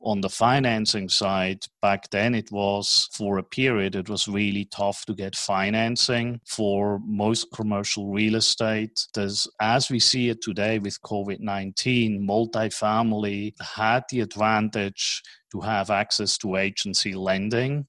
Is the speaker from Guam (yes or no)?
no; Switzerland; accent: Swiss; moved away as an adult; also born or lived in New York / Tokyo / Hong Kong; now in Dallas, United States; my strange accent is from Switzerland. So even though I have been living in Dallas and operating out of Dallas as a hub for the United States, I was born in Switzerland, grew up in Switzerland